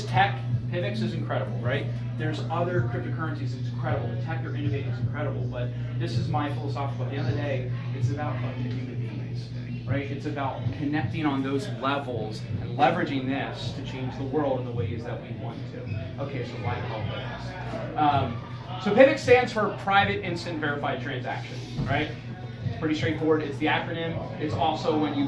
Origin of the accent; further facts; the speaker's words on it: King of Prussia, Pennsylvania, United States; I grew up in King of Prussia.